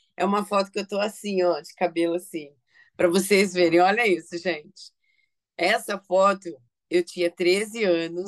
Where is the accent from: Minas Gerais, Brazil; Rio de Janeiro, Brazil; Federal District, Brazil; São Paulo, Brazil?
São Paulo, Brazil; Eu, assim, nasci em São Paulo, né, capital